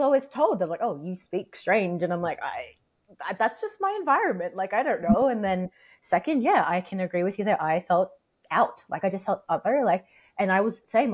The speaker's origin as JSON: {"language": "English", "country": "Australia", "tie": "born or raised there", "accent": "American/British mixture", "said": "I grew up here, and my parents. I mean, they're Filipino. I'm Filipino. I was yeah. born here"}